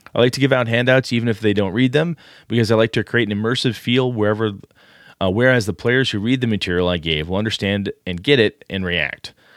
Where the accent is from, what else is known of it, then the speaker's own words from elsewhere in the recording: Wausau, Wisconsin, United States; my hometown, Wausau, Wisconsin